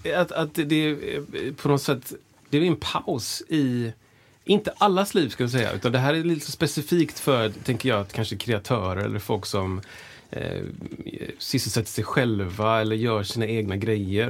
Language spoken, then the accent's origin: Swedish; Gothenburg, Västra Götaland, Sweden; also born or lived in United States; jag är också uppvuxen i Frölunda